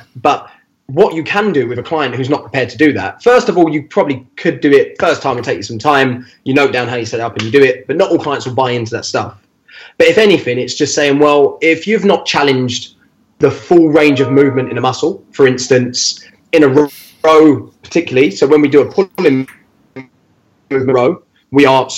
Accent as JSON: {"language": "English", "region": "London", "country": "United Kingdom", "said": "I'm not from Bow, mate. I'm Limehouse"}